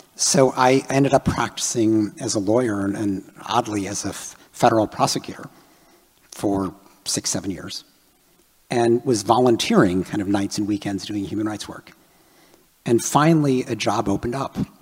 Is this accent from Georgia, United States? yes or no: no; Chicago, Illinois, United States; I grew up in Chicago